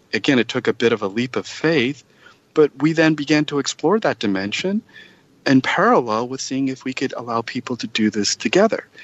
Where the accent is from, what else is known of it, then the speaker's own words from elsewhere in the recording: Utah, United States; moved away as an adult; I grew up in Utah, and my parents wanted me to go to Brigham Young University